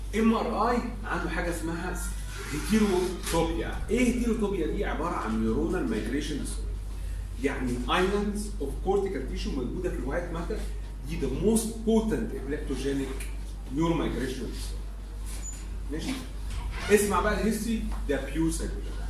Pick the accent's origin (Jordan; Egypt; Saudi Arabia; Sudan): Egypt; عندنا في مصر